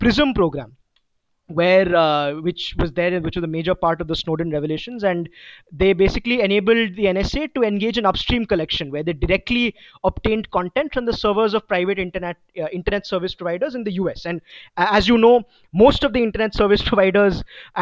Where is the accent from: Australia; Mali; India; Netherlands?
India; as an Indian citizen